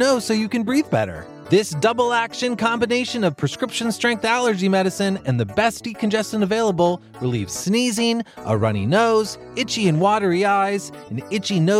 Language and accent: English; Texas, United States; moved away; I grew up in Texas